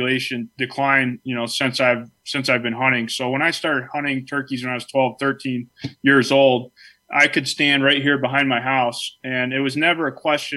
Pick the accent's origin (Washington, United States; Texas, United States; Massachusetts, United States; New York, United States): New York, United States; Clymer; I was born and raised in Chautauqua County, which the town I was actually grew up in is Clymer, which is as far, you know, southwestern New York as you can get